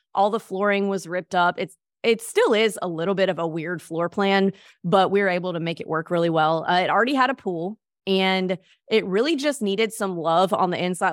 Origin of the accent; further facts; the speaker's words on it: Mississippi, United States; moved away as an adult; now in Destin, United States; I grew up in Mississippi